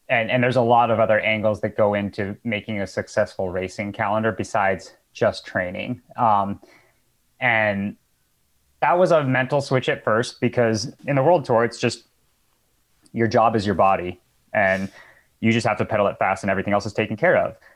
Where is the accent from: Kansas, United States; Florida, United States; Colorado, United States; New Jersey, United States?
Colorado, United States; Boulder; moved away as an adult; now in Santa Rosa, United States; one of the few that were born and raised in Boulder